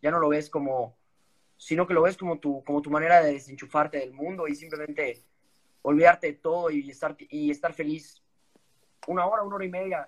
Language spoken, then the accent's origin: Spanish; Mexico; moved away; como buen mexicano y orgulloso que soy